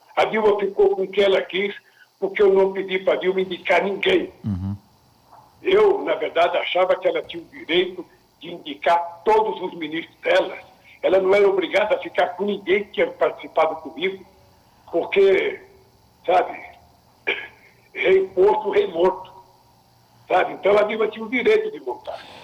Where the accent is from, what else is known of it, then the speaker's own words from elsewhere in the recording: Northeast Region, Brazil; sou nordestino